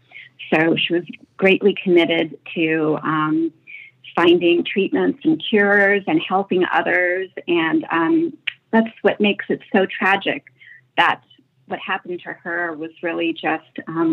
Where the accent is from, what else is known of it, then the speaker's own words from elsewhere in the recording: Paris, Île-de-France, France; I am from Paris.